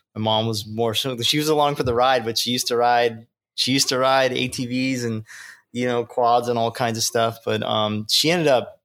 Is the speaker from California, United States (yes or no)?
yes; Long Beach, California, United States; growing up in Long Beach and growing up on the West Coast here on the beach